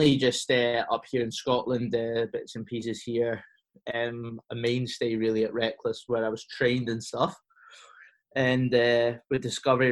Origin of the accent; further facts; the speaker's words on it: Cyprus; moved away; I grew up in Cyprus